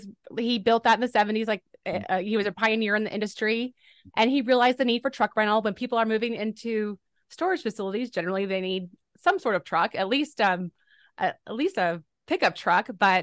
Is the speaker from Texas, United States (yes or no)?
yes; Boerne, Texas, United States; I'm from the San Antonio, Texas area at a small town called Bernie.